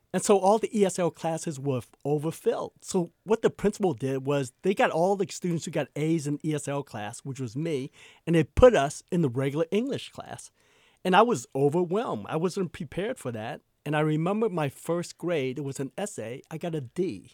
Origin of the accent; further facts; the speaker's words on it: East Coast, United States; also born or lived in New Orleans; now in Seattle, United States; I grew up in the East Coast